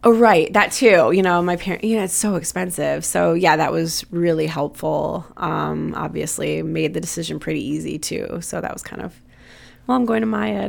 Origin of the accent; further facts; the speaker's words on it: Wisconsin, United States; now in Chicago, United States; we're from Wisconsin